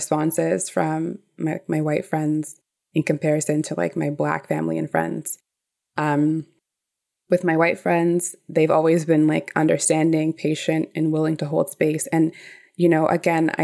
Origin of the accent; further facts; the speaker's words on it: Toronto, Ontario, Canada; I grew up in Toronto community housing